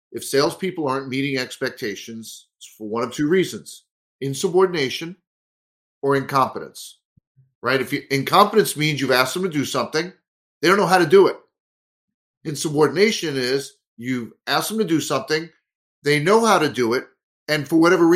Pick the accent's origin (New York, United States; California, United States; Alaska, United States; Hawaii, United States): New York, United States; New York City; moved away as an adult; also born or lived in Staten Island, New York / Marlboro, New Jersey / Syracuse, New York / Washington D.C. metro area; now in Minneapolis area, United States; I was born in Brooklyn, New York, lived in Staten Island for a while, and spent my teen years in Marlborough, New Jersey, central New Jersey